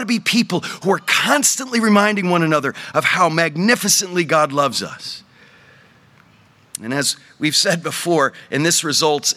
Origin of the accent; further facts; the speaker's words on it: New England, United States; moved away; We grew up in New England, yes, my wife